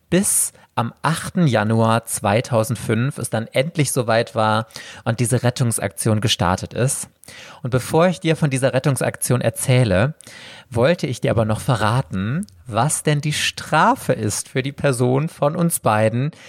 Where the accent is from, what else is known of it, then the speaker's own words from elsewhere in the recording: Mülheim an der Ruhr, North Rhine-Westphalia, Germany; meiner Heimatstadt fiese, Mülheim.